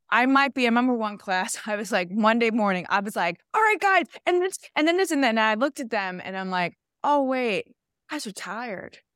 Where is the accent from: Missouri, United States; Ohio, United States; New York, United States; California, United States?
New York, United States; New York City; also born or lived in Connecticut; I was a kid from Queens